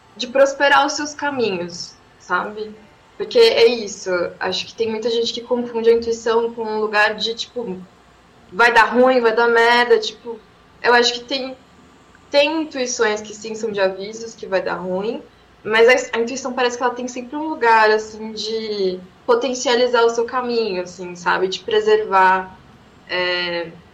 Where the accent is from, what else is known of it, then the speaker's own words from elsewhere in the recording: São Paulo, Brazil; eu nasci aqui em São Paulo, mas minha mãe e minha avó são mulheres pernambucanas de Caruaru